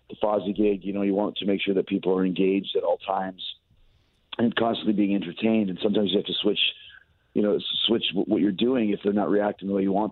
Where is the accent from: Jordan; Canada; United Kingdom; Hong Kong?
Canada; Winnipeg, Manitoba; also born or lived in St. Louis; I am from Winnipeg